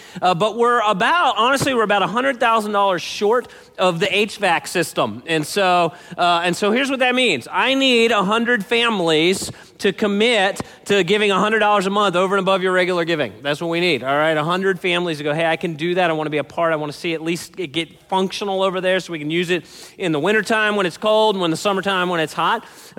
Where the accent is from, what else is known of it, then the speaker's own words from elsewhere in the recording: Baltimore, Maryland, United States; I grew up in Baltimore, and that was my hometown.